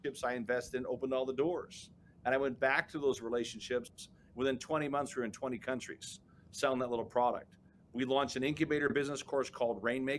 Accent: Chicago, Illinois, United States; I was born and raised in the South Side of Chicago

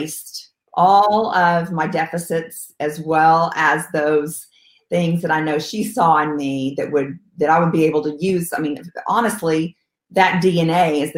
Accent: Stephenville, Texas, United States; also born or lived in San Angelo, Texas; now in Austin, United States; I am a Texas girl, born and raised. I was born in San Angelo, Texas, and moved the next day after birth to Stephenville, Texas, a very small town outside of Fort Worth

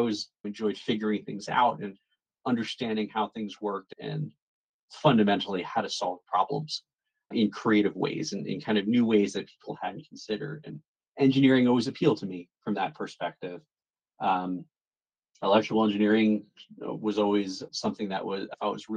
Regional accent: New Jersey, United States; I am born and raised in New Jersey

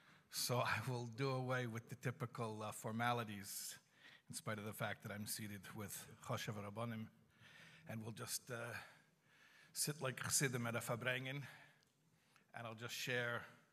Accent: Chicago, Illinois, United States; I'm from Chicago, I didn't grow up in Crown Heights

